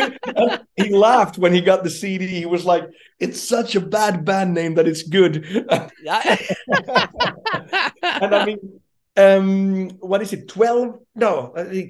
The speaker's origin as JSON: {"language": "English", "town": "Jakobstad", "region": "Ostrobothnia", "country": "Finland", "tie": "born or raised there", "said": "my hometown, Jakobstad, where I'm from"}